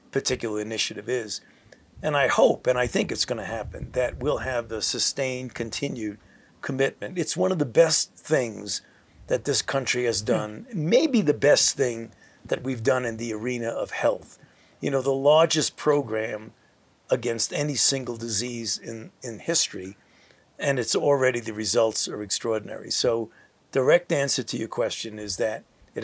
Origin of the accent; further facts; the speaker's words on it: United States; I'm an American